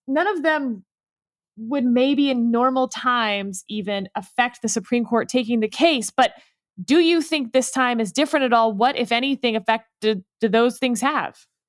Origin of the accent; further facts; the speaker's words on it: Texas, United States; as a Texan